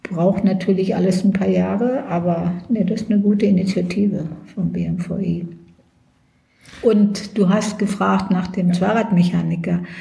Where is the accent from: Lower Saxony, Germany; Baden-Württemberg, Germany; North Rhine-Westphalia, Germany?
Lower Saxony, Germany; now in Berlin, Germany; Ich war ja, ich bin in Niedersachsen aufgewachsen.